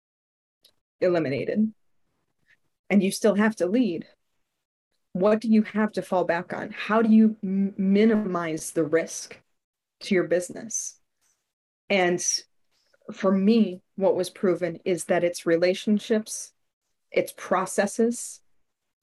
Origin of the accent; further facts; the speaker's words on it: Chicago, Illinois, United States; also born or lived in Austin; we moved from Austin back to Chicago